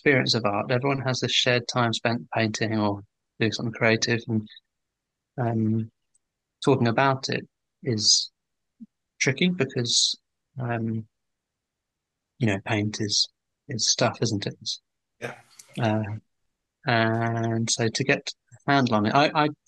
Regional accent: Welwyn Garden City, East of England, United Kingdom; moved away as an adult; now in London, United Kingdom; I'm from Hertfordshire, I should have said. I'm well in Garden City, so I moved to London and did my degree

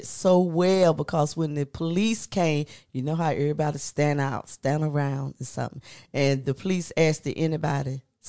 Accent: Raleigh, North Carolina, United States; when I grew up on Worth Street

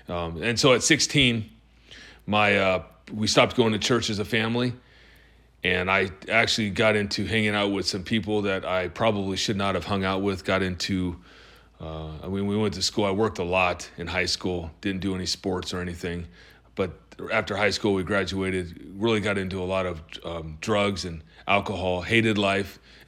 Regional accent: Tacoma, Washington, United States; born there; also born or lived in Georgia / Alaska; And I was born in Tacoma, Washington, Madigan Hospital. My father was in the Army.

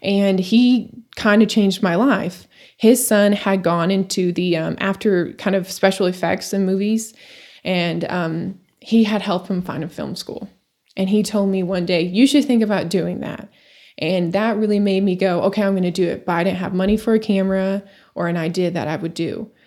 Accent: Amarillo, Texas, United States; moved away as an adult; also born or lived in Eastern New Mexico; Born and raised in Amarillo, Texas.

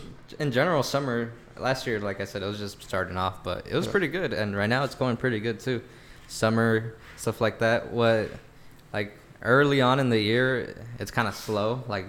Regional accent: Long Beach, California, United States; Yeah, like, I was always from Long Beach.

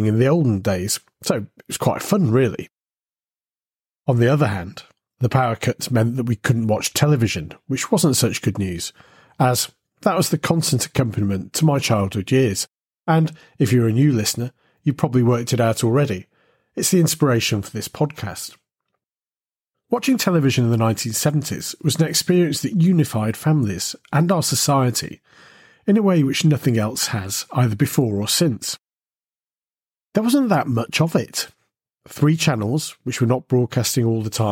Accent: United Kingdom; growing up in Britain during the 1970s

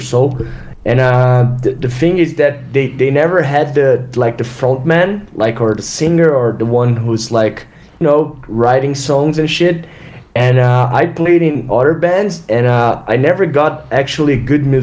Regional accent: Brazil; we're from Brazil, right? So we're pretty much third world guys

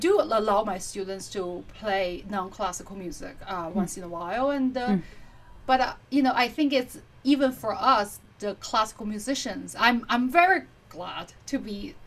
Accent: China; also born or lived in Kansas, United States; now in United States; growing up in Asia, in China especially, that I did study classical music since I was three

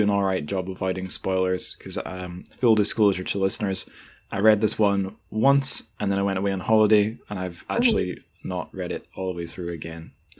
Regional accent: Scotland, United Kingdom

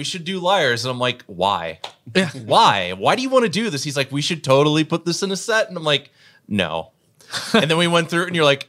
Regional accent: Clarion, Pennsylvania, United States; And I grew up in the Clarion area, and a lot of people weren't really into the kind of melodic death that I was really into at the time.

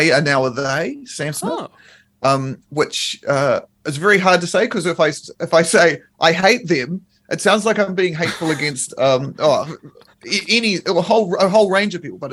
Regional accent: Nelson, New Zealand; We grew up in Nelson in like the same area

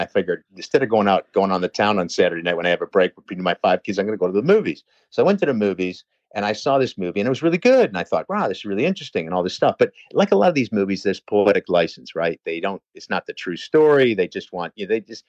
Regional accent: Pittsfield, Massachusetts, United States; fuck, I'm from Pittsfield.

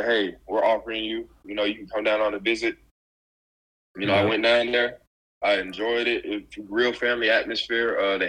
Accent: Memphis, Tennessee, United States; I mean, like, I'm from Memphis, you know? He plays in that city. He lives in that city.

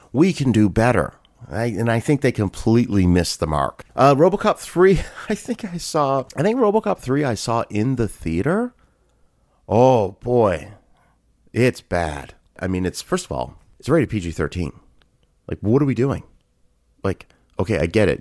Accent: Canada; I grew up in Canada

